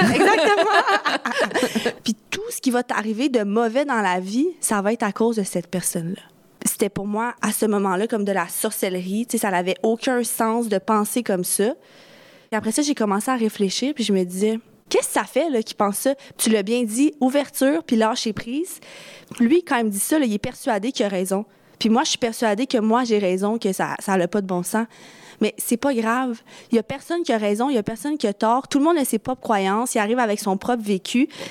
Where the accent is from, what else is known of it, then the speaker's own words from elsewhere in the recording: Quebec, Canada; chez nous au Québec